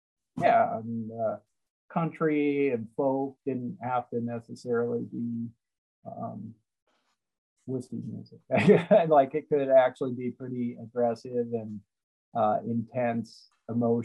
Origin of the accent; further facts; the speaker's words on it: Missouri, United States; I grew up in Missouri